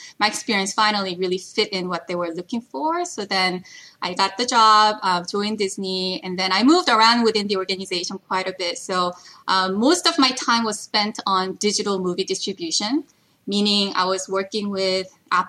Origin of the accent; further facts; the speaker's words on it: South Korea; also born or lived in Paris, France / New Jersey, United States; now in United States; first-generation immigrant in the U.S., originally from Korea. I moved around quite a bit growing up. I was born in Korea. I lived in Paris when I was little. I lived in New Jersey when I was in high school, moved back to Korea